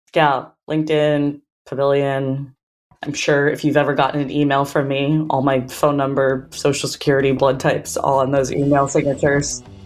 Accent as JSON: {"language": "English", "country": "United States", "moved": "as an adult", "said": "coming in as American"}